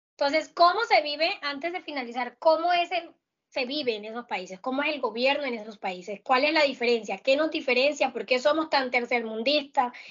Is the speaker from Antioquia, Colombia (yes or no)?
no; La Guajira, Colombia; Yo, que soy de La Guajira